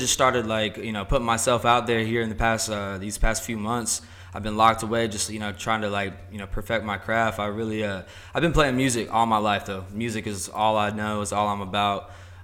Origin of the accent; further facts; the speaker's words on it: Paulding County, Georgia, United States; also born or lived in Charlotte, North Carolina; I grew up in Paulding County